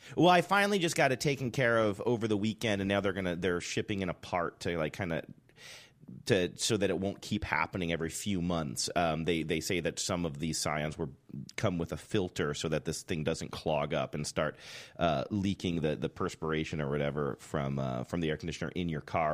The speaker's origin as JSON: {"language": "English", "region": "Ohio", "country": "United States", "tie": "born or raised there", "also_born_or_lived": "New Hampshire / Seattle", "moved": "yes", "lives_now": "California, United States", "said": "Growing up in Ohio"}